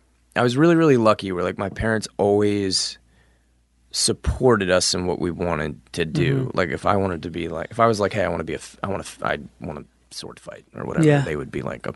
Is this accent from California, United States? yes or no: no; Pennsylvania, United States; We're from Pennsylvania.